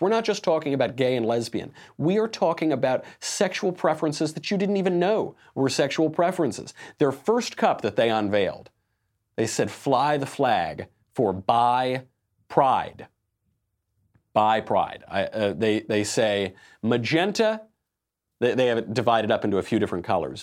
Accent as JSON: {"language": "English", "region": "New York", "country": "United States", "said": "I'm from New York"}